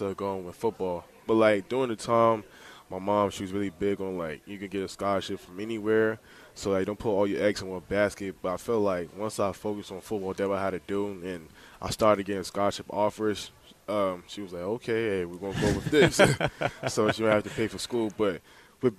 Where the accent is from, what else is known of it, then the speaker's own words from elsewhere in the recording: Glenarden, Maryland, United States; also born or lived in Texas / Bladensburg, Maryland; now in Harrisonburg, United States; I grew up in Glen Arden. So I was born in Texas, lived there 3.5 years, then moved to Maryland, Prince George's County, Maryland.